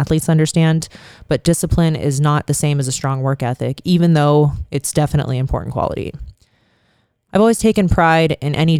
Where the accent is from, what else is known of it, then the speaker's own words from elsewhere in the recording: Youngstown, Ohio, United States; now in Las Vegas, United States; my hometown of Youngstown